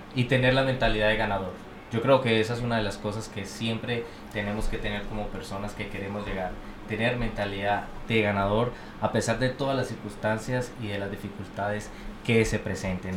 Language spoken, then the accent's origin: Spanish; Colombia; moved away as an adult; now in United States; yo soy colombiano